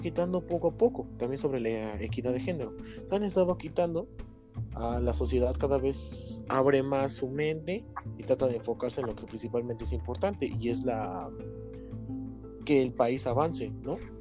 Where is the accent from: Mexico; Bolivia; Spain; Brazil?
Mexico; como nosotros como mexicanos